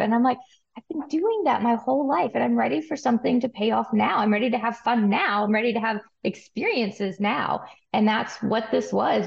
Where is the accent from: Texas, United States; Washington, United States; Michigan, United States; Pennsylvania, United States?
Texas, United States; Amarillo; moved away as an adult; also born or lived in Mississippi; now in Kentucky, United States; I'm from West Texas in Amarillo